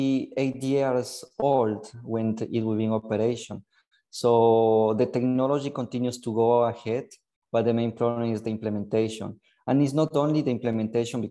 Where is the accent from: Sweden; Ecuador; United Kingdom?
Ecuador; moved away as an adult; now in Genoa, Italy; I'm from Ecuador. I was born and raised in Ecuador. I came here in Italy to do my university